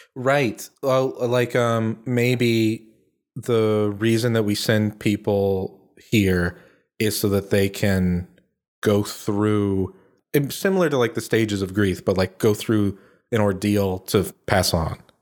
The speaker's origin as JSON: {"language": "English", "country": "United States"}